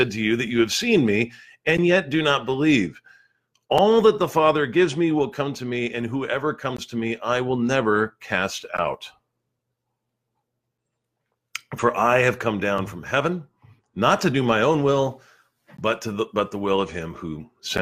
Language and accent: English; Southern California, United States; moved away; I'm originally from Southern California